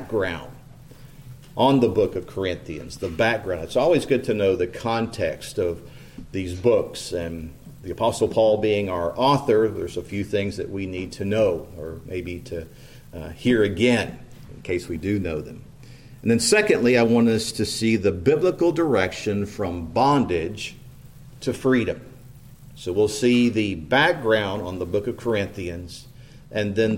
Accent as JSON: {"language": "English", "town": "New Castle", "region": "Indiana", "country": "United States", "tie": "born or raised there", "moved": "as an adult", "said": "I grew up in Newcastle"}